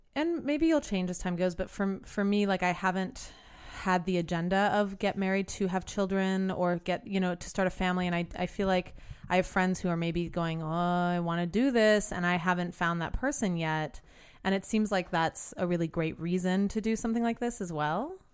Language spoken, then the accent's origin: English; New Orleans, Louisiana, United States; I grew up in New Orleans